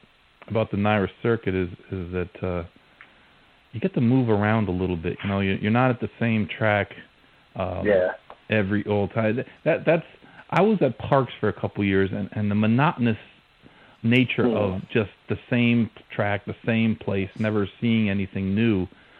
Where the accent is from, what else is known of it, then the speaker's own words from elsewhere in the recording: Saratoga Springs, New York, United States; I grew up in Saratoga, so I'm a little bit spoiled